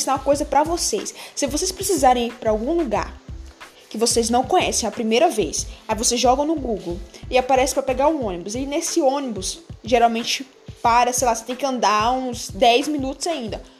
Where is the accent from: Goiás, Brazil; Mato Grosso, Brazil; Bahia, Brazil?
Bahia, Brazil; now in São Paulo, Brazil; Na verdade, eu sou do interior da Bahia e eu vim para São Paulo. Tem quatro anos que eu tô em São Paulo.